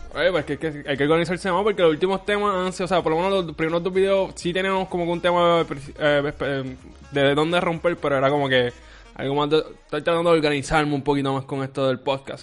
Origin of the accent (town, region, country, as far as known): Puerto Rico